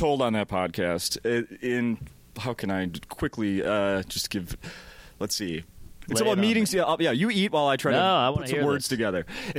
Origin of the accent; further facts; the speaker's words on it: St. Paul, Minnesota, United States; I'm born and raised in St. Paul